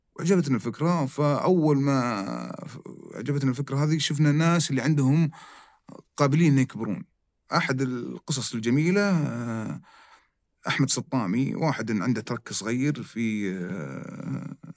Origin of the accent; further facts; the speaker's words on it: Saudi Arabia; عندنا في السعوديه